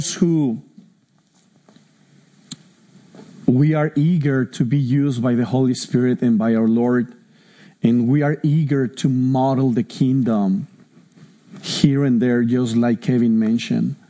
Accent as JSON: {"language": "English", "region": "Mexico City", "country": "Mexico", "tie": "born or raised there", "moved": "yes", "said": "I'm Mexican from Mexico City"}